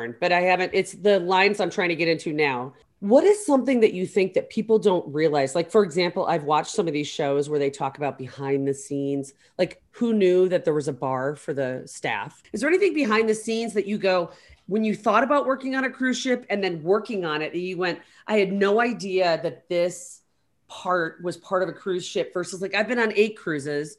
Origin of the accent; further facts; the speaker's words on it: Chicago, Illinois, United States; I grew up in Chicago